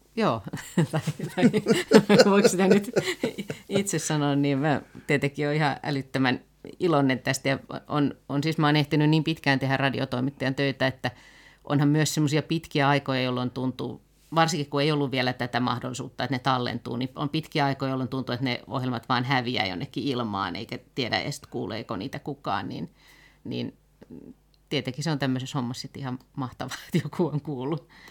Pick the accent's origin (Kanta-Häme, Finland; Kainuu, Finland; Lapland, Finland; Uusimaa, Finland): Uusimaa, Finland; Helsinki; mä oon ihan lapsena asunut Pakilassa ja sitten tota, kouluja käynyt pitkälti tuolla Munkkiniemessä